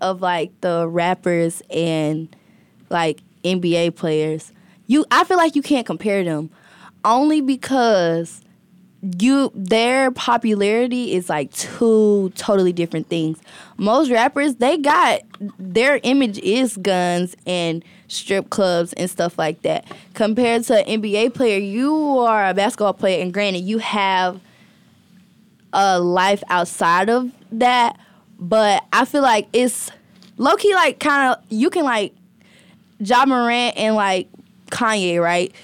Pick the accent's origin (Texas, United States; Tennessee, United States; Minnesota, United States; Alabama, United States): Alabama, United States; I'm from Alabama